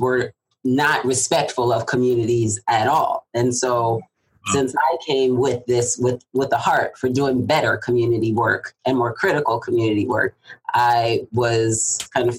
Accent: Southern California, United States; moved away; also born or lived in Atlanta, Georgia / Irvine, California; I'm from Southern California

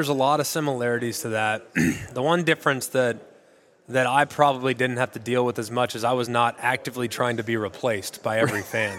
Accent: Southlake, Texas, United States; Growing up in Southlake, Texas, we did have access to a golf course in our neighborhood

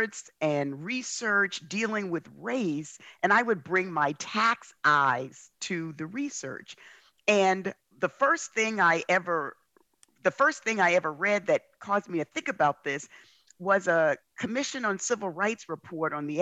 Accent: New York City, New York, United States; I grew up in the South Bronx.

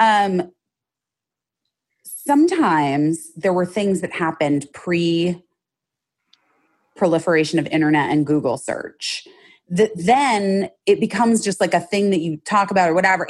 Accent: Arizona, United States; moved away as an adult; now in Los Angeles, United States; I grew up in Arizona where everything's brand new

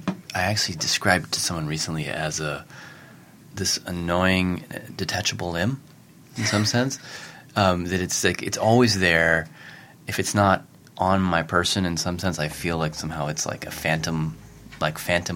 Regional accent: Tennessee, United States; I grew up in Tennessee, pre-cell phone, pre-internet, really.

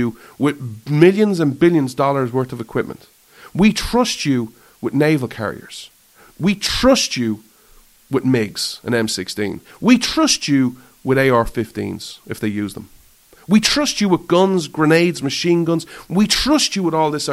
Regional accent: Ireland; I thrive as an Irishman

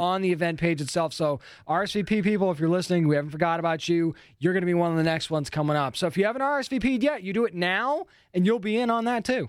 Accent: New England, United States; being from New England

